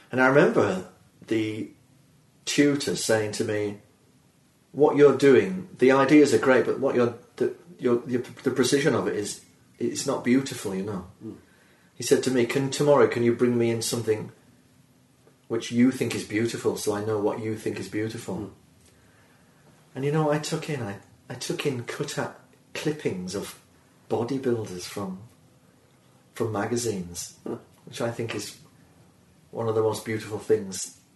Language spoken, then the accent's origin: English; Birmingham, West Midlands, United Kingdom; I'm from Birmingham, England, of course.